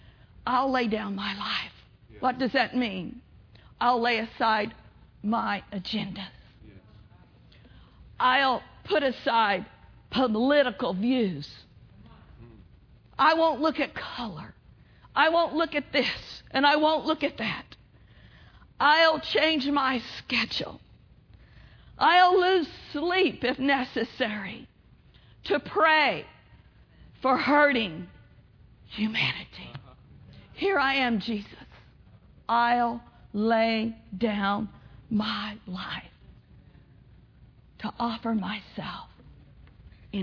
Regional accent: Pawnee, Oklahoma, United States; I grew up in Pawnee, Oklahoma

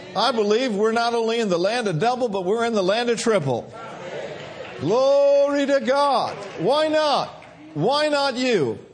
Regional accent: Minneapolis, Minnesota, United States; moved away; I grew up in Minneapolis

